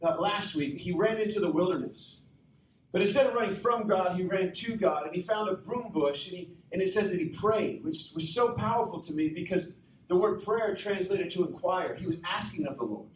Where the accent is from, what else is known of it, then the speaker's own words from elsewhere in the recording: Breckenridge, Colorado, United States; I was born in Colorado. Grew up in Breckenridge or just outside